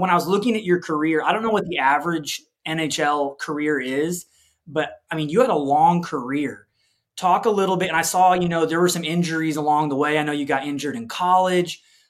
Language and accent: English; just outside Chicago, Illinois, United States; I grew up just outside Chicago.